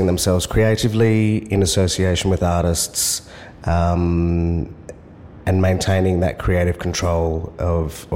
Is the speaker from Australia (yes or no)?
yes; Perth, Western Australia, Australia; moved away as an adult; now in Sydney, Australia; Born and raised on Whadjuk Noongar Boodja, which is now known as Perth